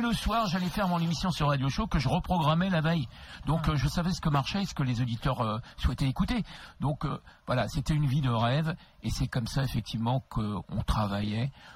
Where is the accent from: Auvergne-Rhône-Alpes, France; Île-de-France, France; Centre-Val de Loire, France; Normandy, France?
Île-de-France, France; Créteil; je suis originaire de Créteil, j'ai grandi jusqu'à 16 ans à Créteil